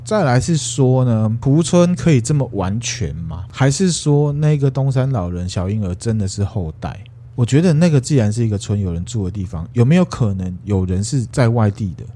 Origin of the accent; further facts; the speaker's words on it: Taiwan; 不过还好我台语很溜